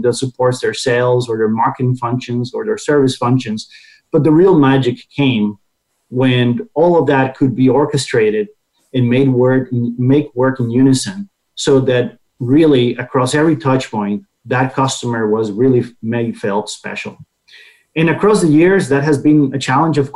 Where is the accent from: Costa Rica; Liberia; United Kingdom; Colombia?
Costa Rica; moved away as an adult; now in United States; my home country is Costa Rica, so I started first through my career in Latin America, and eventually I made it to the U.S. and stay here